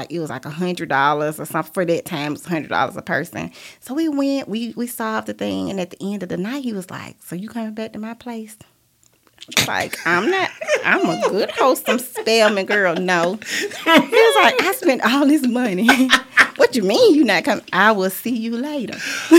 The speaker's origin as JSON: {"language": "English", "region": "the South", "country": "United States", "also_born_or_lived": "Atlanta", "accent": "Southern"}